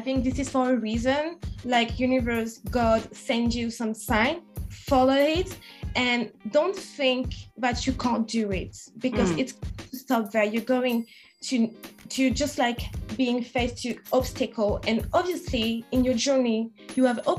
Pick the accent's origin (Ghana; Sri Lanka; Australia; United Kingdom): United Kingdom; England; She's from Canada. I'm from England.